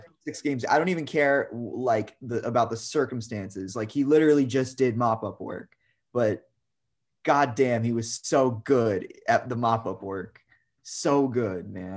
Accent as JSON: {"language": "English", "region": "New York", "country": "United States", "tie": "born or raised there", "said": "as a kid growing up in New York"}